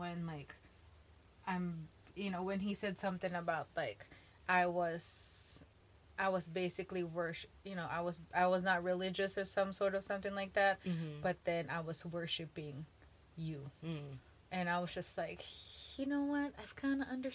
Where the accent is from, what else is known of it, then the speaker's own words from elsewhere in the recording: Philippines; moved away; when I grew up in the Philippines